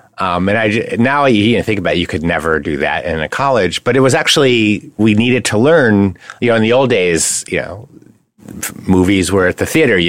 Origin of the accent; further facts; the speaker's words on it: Connecticut, United States; Well, New England is pretty straightforward. You know, New England cuisine is not fancy.